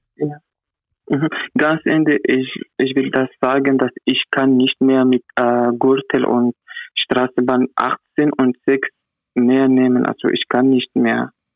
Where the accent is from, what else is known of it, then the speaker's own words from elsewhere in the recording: Iraq; German is a second language; now in Vienna, Austria; ich bin aus dem Irak